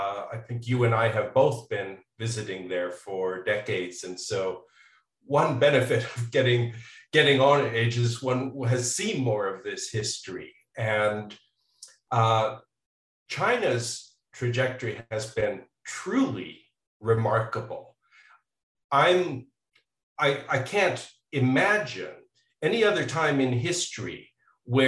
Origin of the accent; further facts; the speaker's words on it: Canada; now in United States; I'm originally from Canada